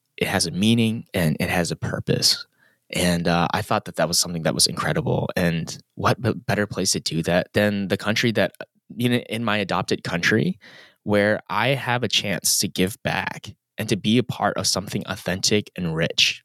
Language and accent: English; United States; also born or lived in Los Angeles; move back to my hometown